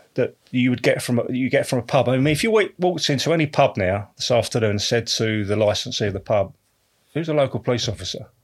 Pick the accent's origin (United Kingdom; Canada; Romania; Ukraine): United Kingdom; Canvey Island, East of England; also born or lived in Canning Town, London; we moved down when we were sort of, uh, probably about two or three years of age. Moved down to Canvey Island